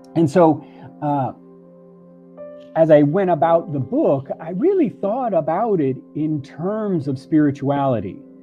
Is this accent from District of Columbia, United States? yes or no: no; Miami, Florida, United States; also born or lived in Puerto Rico; in Miami, where I grew up